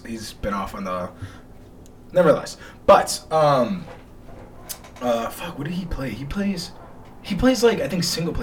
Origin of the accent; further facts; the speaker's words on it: Chicago, Illinois, United States; moved away; I was going to go home for Chicago